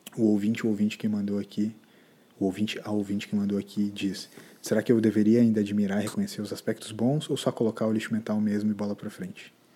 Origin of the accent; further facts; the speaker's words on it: Brazil; A gente é brasileiro